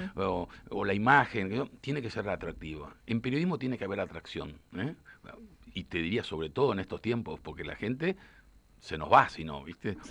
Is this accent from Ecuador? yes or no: no; Argentina; como periodista, como argentino